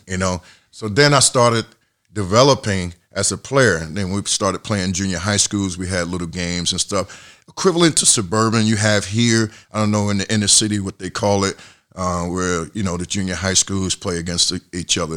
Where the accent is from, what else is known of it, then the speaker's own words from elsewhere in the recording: Atlantic City, New Jersey, United States; moved away as an adult; also born or lived in Massachusetts / Spain; growing up in Atlantic City